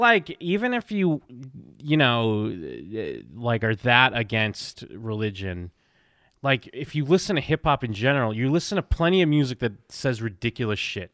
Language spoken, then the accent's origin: English; East Coast, United States; growing up in the East Coast